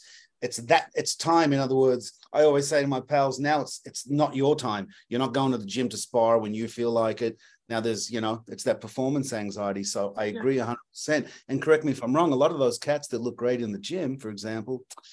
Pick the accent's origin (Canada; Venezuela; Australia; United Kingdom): Australia; now in Los Angeles, United States; When I came from Australia, I was just boxing